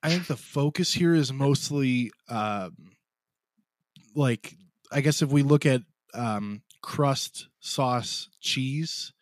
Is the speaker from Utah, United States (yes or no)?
no; south of Chicago, Illinois, United States; a Chicagoan or south of Chicago